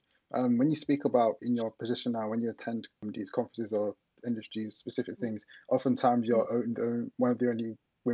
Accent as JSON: {"language": "English", "region": "London", "country": "United Kingdom", "tie": "born or raised there", "said": "I grew up in East London"}